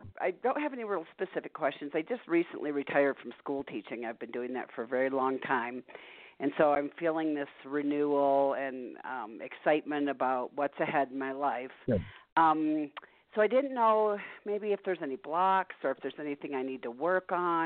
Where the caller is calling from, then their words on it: Arizona, United States; I'm calling from Arizona.